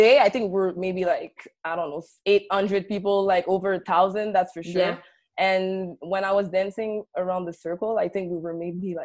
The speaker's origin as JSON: {"language": "English", "town": "Montreal", "region": "Quebec", "country": "Canada", "tie": "born or raised there", "said": "I was born and raised in Montreal, but my background is Haitian. So my parents are from Haiti."}